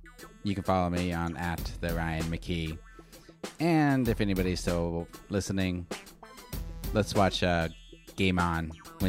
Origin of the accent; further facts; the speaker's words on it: Arizona, United States; also born or lived in Phoenix; I grew up in Arizona, so you know, I've been a huge Suns fan ever since I was